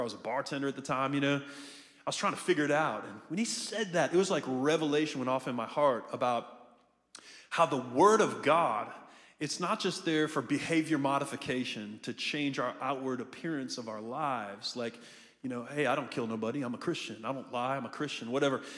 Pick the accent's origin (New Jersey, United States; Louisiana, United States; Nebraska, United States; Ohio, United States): Ohio, United States; also born or lived in Melbourne, Florida; now in Jacksonville, United States; I'm from Jacksonville. I'm from Ohio originally.